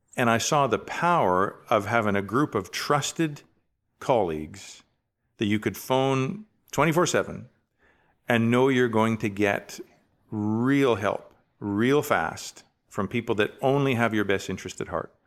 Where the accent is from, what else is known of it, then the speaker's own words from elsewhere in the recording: Richmond, British Columbia, Canada; I was born in Richmond, B C, um, in nineteen sixty-nine. And so, uh, wonderful growing up, uh, along the coast